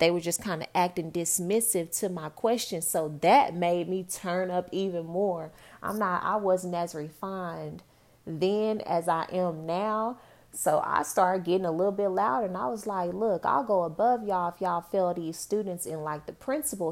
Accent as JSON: {"language": "English", "town": "Dallas", "region": "Texas", "country": "United States", "also_born_or_lived": "New York", "said": "I'm from Dallas, Texas"}